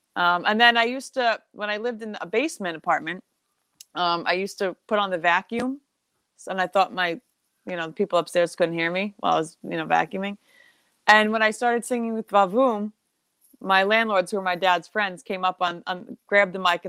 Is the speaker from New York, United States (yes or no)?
yes; Southold, New York, United States; because I was from Southold, so I was in the middle of nowhere.